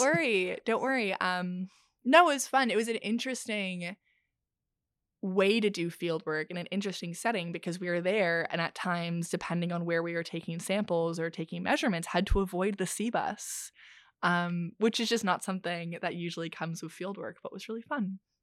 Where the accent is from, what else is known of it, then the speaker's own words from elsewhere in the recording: Ontario, Canada; even though I'm from Ontario